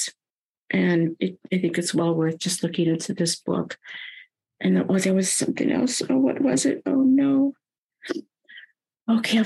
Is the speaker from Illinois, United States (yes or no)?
yes; Chicago, Illinois, United States; I grew up in Chicago, which is extremely segregated, at least when I was growing up